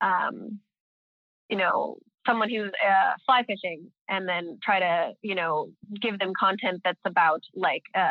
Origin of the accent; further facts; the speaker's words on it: United States; now in Stockholm, Sweden; I'm American, so I can talk like an American